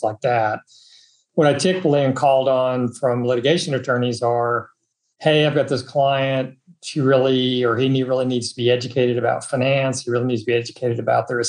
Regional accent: Dallas, Texas, United States; I'm native Texan, grew up in Dallas.

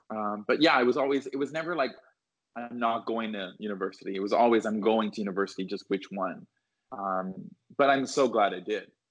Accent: outside of Toronto, Ontario, Canada; moved away as an adult; also born or lived in London, Ontario / Boston; now in Los Angeles, United States; I grew up outside of Toronto and I went to Aurora High School

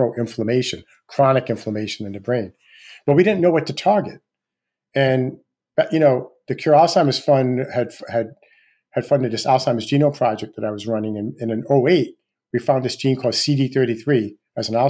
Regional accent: Rhode Island, United States; Rhode Island, my home state

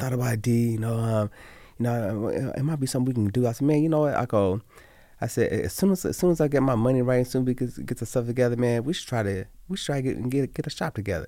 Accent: Las Vegas, Nevada, United States; I'm born and raised in Las Vegas

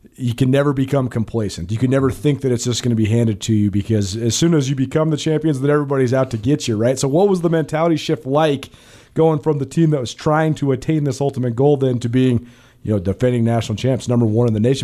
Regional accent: Missoula, Montana, United States; I was a kid when the, when this was happening growing up in Missoula

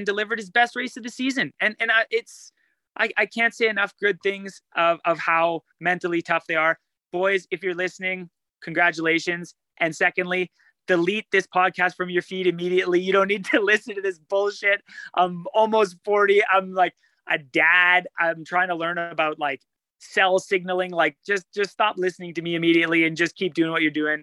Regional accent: Sudbury, Ontario, Canada; I grew up in Sudbury

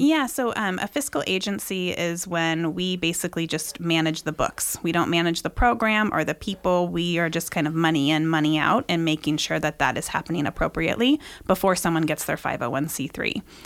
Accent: Granite Bay, California, United States; also born or lived in Bay Area, California; I grew up in, like, the Granite Bay, Loomis area, but originally born in the Bay Area

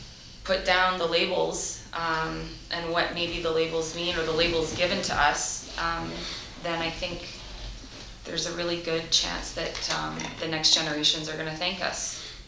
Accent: Canada; And there is privilege in the sense that we're born Canadian, or we have a Canadian passport

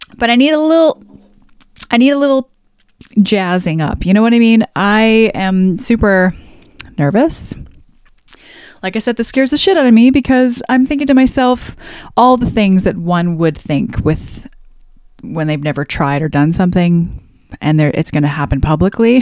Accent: Alberta, Canada; I was raised in Central Canada. No, I shouldn't say Central Canada. In Alberta

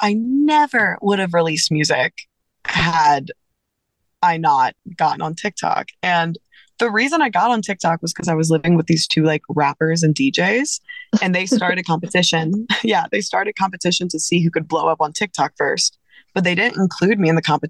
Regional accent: South Louisiana, United States; I grew up in South Louisiana.

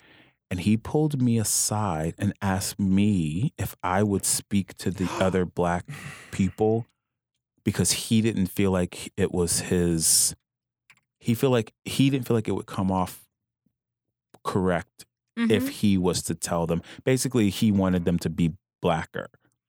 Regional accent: Louisiana, United States; I'm from Louisiana.

